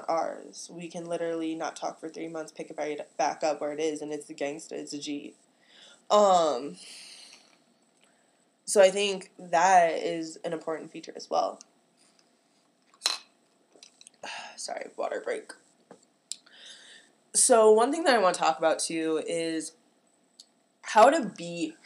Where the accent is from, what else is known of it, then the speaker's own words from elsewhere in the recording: Chicagoland area, Illinois, United States; I come from the Chicagoland area. I'm the hometown that I'm from is real cornfield